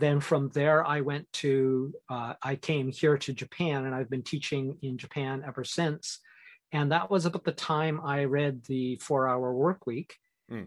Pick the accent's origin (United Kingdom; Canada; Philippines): Canada; moved away as an adult; now in Asia; I'm Canadian